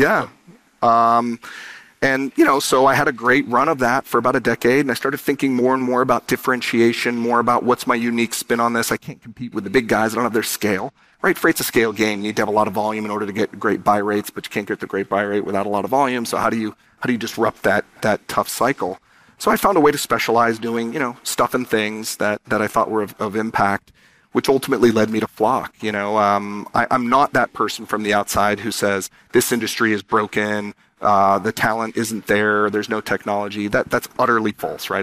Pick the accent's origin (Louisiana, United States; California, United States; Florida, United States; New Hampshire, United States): California, United States; San Diego; born or raised there